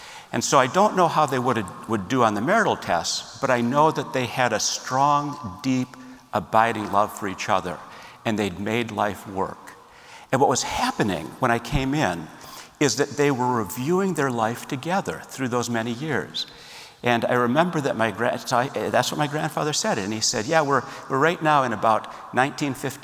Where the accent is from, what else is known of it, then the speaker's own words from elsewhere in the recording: Minneapolis, Minnesota, United States; I grew up in Minneapolis, Minnesota